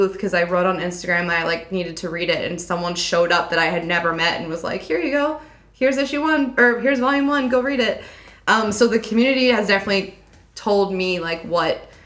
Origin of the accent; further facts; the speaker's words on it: Pennsylvania, United States; I grew up in Pennsylvania.